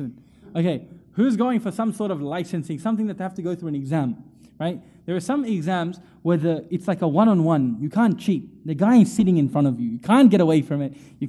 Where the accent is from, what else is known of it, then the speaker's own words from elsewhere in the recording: India; I'm Indian, you know what I mean? I'm just a random guy from the area.